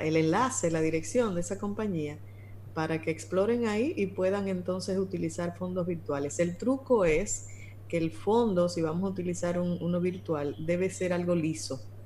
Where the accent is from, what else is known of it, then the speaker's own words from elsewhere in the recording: Dominican Republic; somos dominicanos